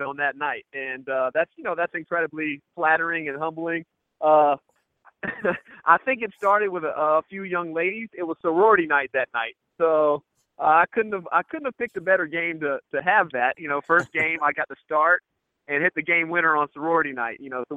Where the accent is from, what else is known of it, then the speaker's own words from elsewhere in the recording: North Carolina, United States; I'm from North Carolina